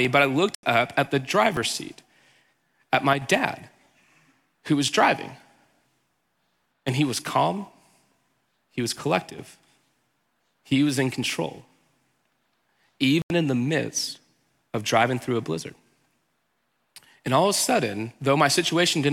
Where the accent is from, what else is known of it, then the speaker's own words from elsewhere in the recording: Houston, Texas, United States; I'm from Texas. I grew up in Houston